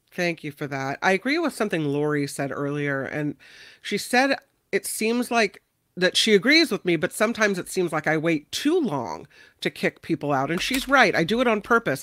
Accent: United States; I'm American

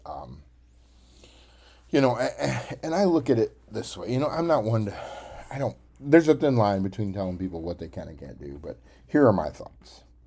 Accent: Cookeville, Tennessee, United States; I actually went to Tennessee Tech University. That's kind of my hometown

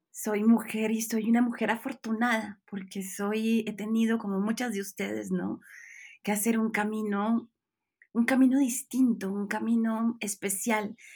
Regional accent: Bucaramanga, Santander, Colombia; moved away as an adult; now in Mexico; yo soy colombiana, nací en Bucaramanga

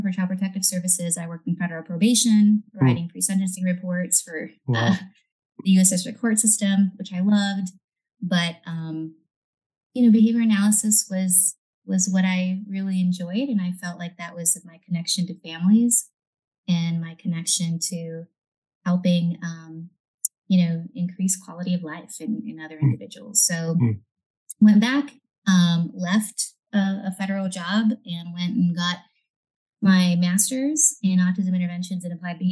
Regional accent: South Texas, United States; also born or lived in Monterrey, Nuevo León, Mexico / Alice, Texas / Corpus Christi, Texas; I really grew up in South Texas the majority of my life

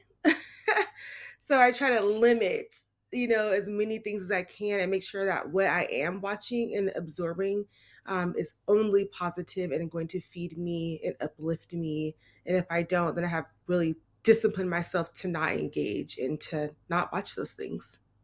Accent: Seattle, Washington, United States; I am born and raised in Seattle, um, I stayed here my whole

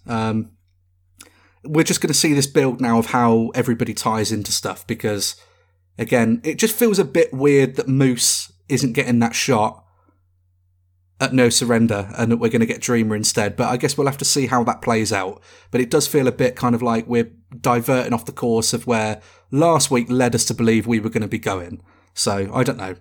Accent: United Kingdom; we are British

